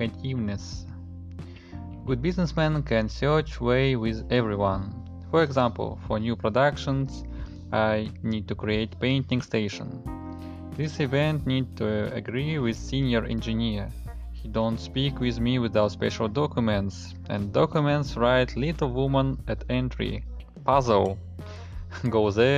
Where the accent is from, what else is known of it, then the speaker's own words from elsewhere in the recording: Russia; I'm from Russia